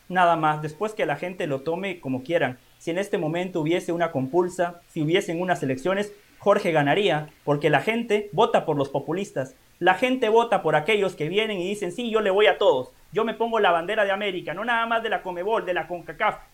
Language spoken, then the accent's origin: Spanish; Guatemala; born there; yo nací en Guatemala, ese es mi país, que nunca he estado en una Copa del Mundo.